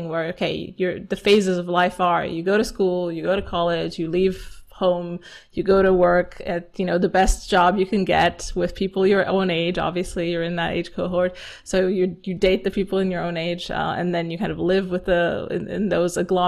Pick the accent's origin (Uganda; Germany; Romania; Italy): Romania; here in my hometown in Romania